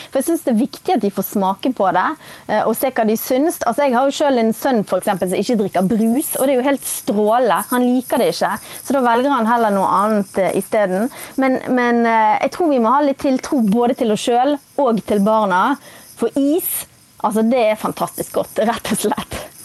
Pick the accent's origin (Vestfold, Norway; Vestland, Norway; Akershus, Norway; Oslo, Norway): Vestland, Norway; Bergen; nå er jeg fra Bergen.